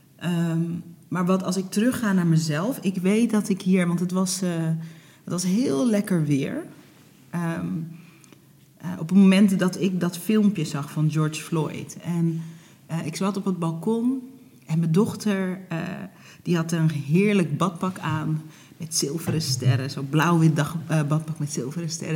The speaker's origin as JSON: {"language": "Dutch", "country": "Netherlands", "tie": "born or raised there", "also_born_or_lived": "Hoorn", "said": "ik ben geboren in Nederland, eh, maar mijn ouders die kwamen in de jaren zeventig vanuit Suriname naar Nederland"}